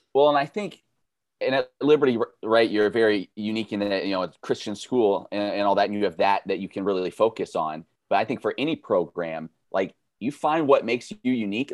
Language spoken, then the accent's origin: English; Kansas City, Missouri, United States; I grew up in Kansas City, huge Royals Chiefs fan.